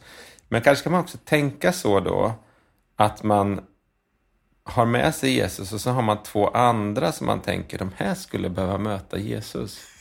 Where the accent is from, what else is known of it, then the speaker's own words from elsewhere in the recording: Linköping, Östergötland, Sweden; vi bodde i en liksom, förort till Linköping som heter Skäggetorp. Ett, så här, där växte jag upp mina första sex, sju år